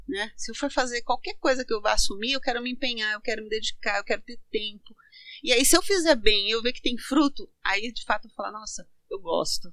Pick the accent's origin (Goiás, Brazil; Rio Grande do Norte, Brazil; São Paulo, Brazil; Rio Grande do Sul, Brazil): São Paulo, Brazil; Santo André; also born or lived in Santo Antônio do Caiuá, Paraná; Com sete anos, é, meus pais vieram para São Paulo